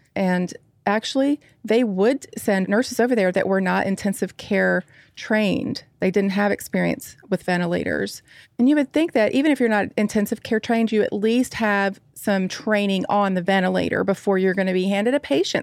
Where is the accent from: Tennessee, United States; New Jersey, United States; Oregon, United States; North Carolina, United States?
Tennessee, United States; Nashville; a nurse from Nashville, Tennessee. That's, uh, my hometown and where, not too far from where I live now.